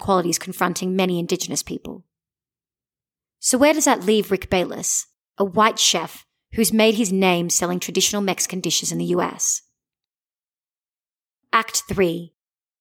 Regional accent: Australia; I'm from Australia

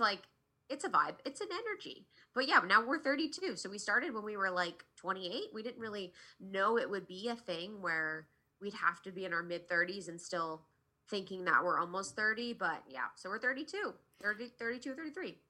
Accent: Ohio, United States; also born or lived in New York; now in Los Angeles, United States; where I grew up in Ohio

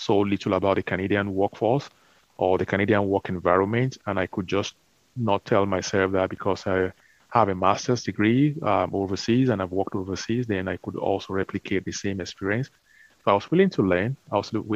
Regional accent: Nigeria; growing up in Nigeria

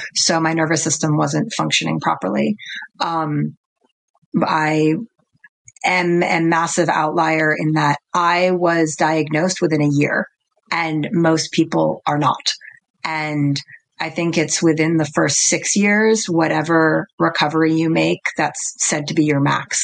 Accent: New York, United States; I was born in Manhattan and I grew up in New York

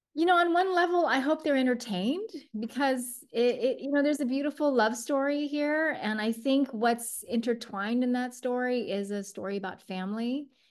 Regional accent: United States; born or raised there; also born or lived in Taiwan

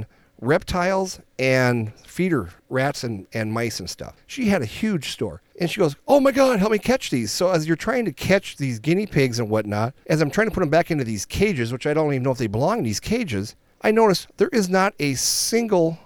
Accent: Minnesota, United States; we're from Minnesota.

